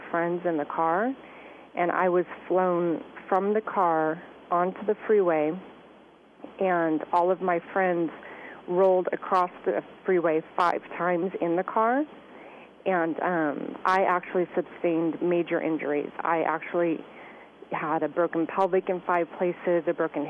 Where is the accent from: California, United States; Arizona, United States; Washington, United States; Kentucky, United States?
California, United States; Southern; I grew up in Southern California